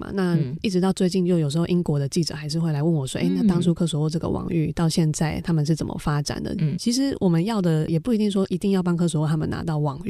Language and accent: Chinese; Taiwan; 是一个台湾人